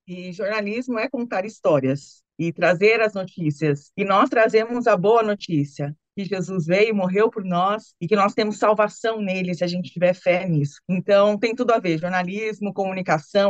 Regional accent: Brazil; now in Italy; no nosso Brasil

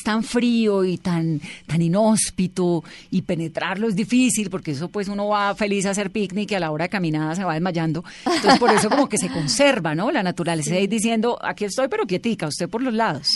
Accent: Cali, Valle del Cauca, Colombia; yo soy caleña

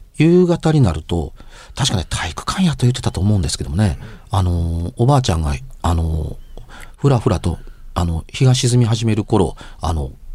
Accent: Amagasaki, Hyogo, Japan; 大阪の出身というか、尼崎の出身やから

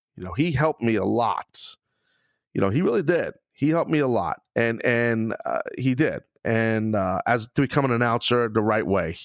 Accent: New York City, New York, United States; my hometown of Brooklyn

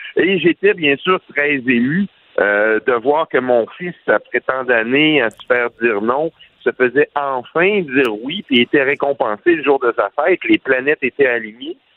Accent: Quebec, Canada; on vient du Québec

